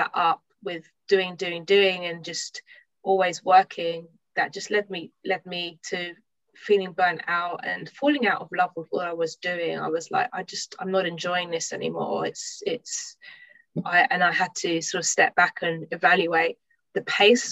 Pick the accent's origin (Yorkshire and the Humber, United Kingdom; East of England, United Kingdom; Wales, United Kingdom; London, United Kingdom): London, United Kingdom; I'm from London. I live in London at the moment.